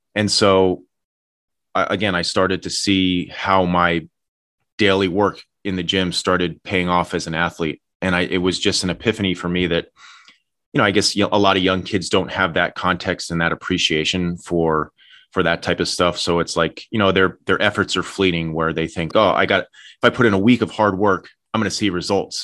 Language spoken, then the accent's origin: English; Madison, New Jersey, United States; I was born and raised in Madison, New Jersey.